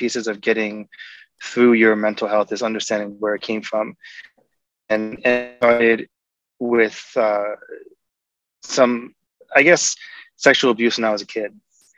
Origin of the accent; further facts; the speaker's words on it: New York, United States; now in Seattle, United States; I live in Seattle. I'm from New York